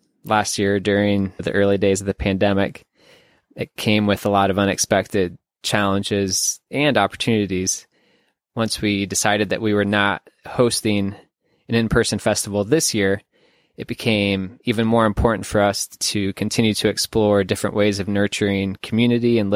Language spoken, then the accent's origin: English; Manchester, United States; moved away as an adult; I moved away from Manchester after college, I have often found myself dreaming and scheming ways to deepen my connection with my hometown